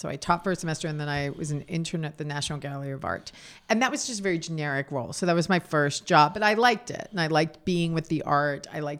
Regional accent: New York City, New York, United States; So it was the scene that I grew up with in New York City. So from 1972 to 1982.

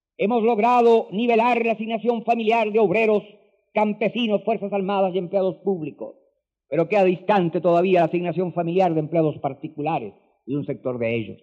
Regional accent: Chile; en mi país

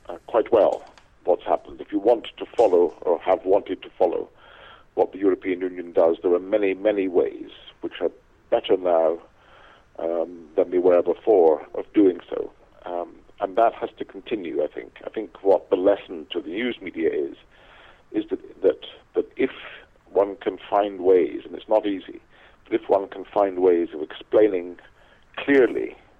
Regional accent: Scotland, United Kingdom; where I was born in Scotland

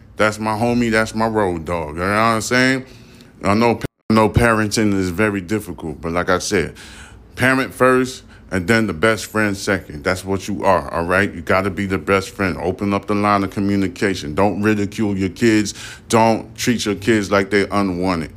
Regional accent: United States

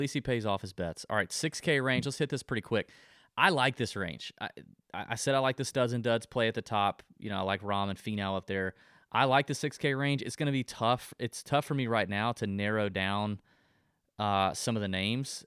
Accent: Georgia, United States; I'm from Georgia

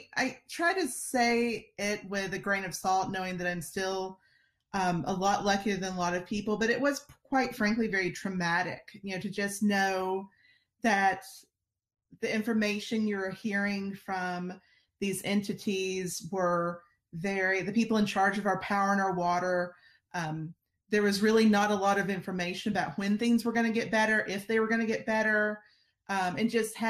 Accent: Alabama, United States; accent: Alabama; I'm originally from Alabama, as you might could tell from my incredible accent.

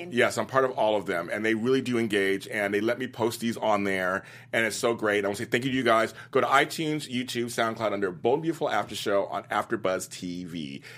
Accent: Los Angeles, California, United States; I'm from Los Angeles

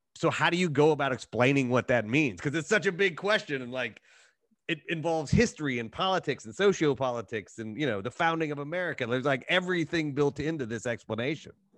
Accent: Appalachian Ohio, United States; I'm from a small Appalachian town in Ohio

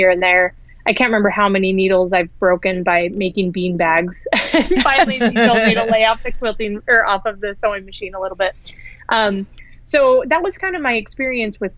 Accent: Ogden, Utah, United States; I grew up in Utah, and the city I grew up in is called Ogden, which is about 40 minutes north of Salt Lake City

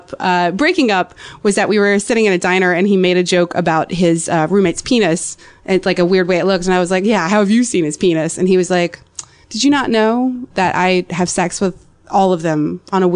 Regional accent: North Carolina, United States; I'm from North Carolina

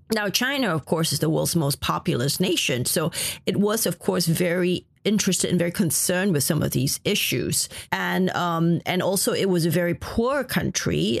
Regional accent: Malaysia; my family is of a Chinese ethnic origin. I grew up in Malaysia.

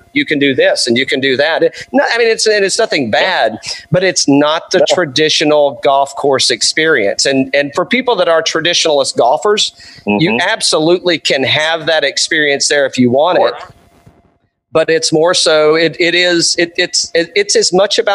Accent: East Tennessee, United States; moved away; also born or lived in Tampa, Florida; I'm from East Tennessee originally, and I've also lived in Tampa

